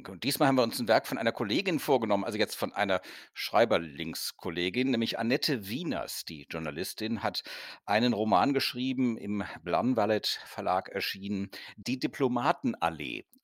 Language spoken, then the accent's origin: German; Rhineland, Germany; ich als Rheinländer finde es immer noch ein bisschen schade, dass dann alles irgendwo nach Berlin gegangen